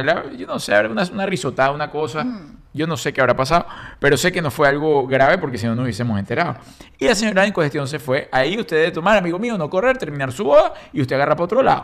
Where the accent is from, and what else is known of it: Caracas, Capital District, Venezuela; born or raised there; moved away